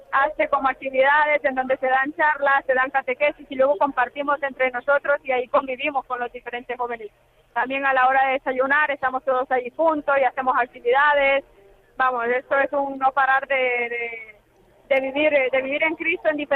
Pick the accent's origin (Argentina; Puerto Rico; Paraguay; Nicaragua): Nicaragua; born or raised there; now in Madrid, Spain